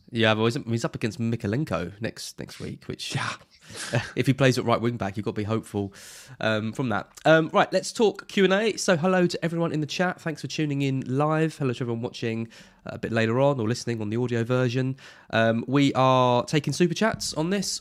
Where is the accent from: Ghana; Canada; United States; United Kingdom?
United Kingdom; Brentwood, East of England; I'm from Brentwood